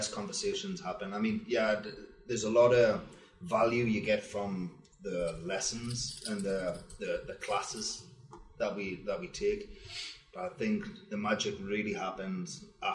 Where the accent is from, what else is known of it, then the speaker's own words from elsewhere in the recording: Wallsend, North East England, United Kingdom; moved away as an adult; now in United States; I'm from Wall's End, which is an old Roman Empire town where the Roman Wall ended, in Newcastle, Northeast England